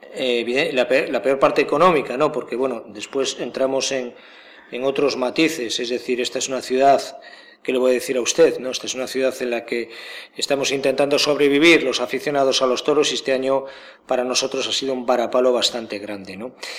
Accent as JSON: {"language": "Spanish", "region": "Galicia", "country": "Spain", "said": "yo, siendo gallego"}